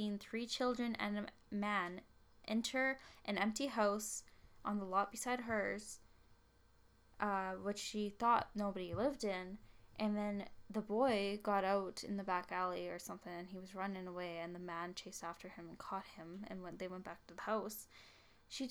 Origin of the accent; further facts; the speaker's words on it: Canada; I'm Canadian